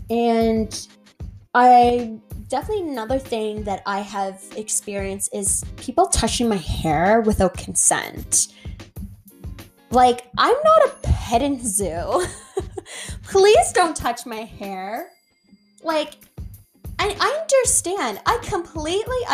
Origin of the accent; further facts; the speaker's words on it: Canada; I have African descent, Irish descent, and Scottish descent, but I was born in Canada, right? And my experience as a person, as an individual, as a POC is Canadian. My experience of home is Canada.